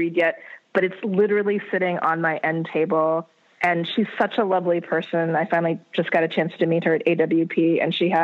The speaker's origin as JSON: {"language": "English", "region": "North Dakota", "country": "United States", "tie": "born or raised there", "moved": "as an adult", "said": "I grew up in North Dakota"}